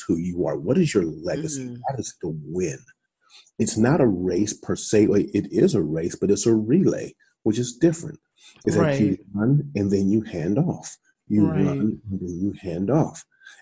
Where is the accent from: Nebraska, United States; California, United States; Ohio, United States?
Ohio, United States; Columbus; moved away as an adult; also born or lived in Iowa; I'm from Columbus, Ohio. I'm from the hood.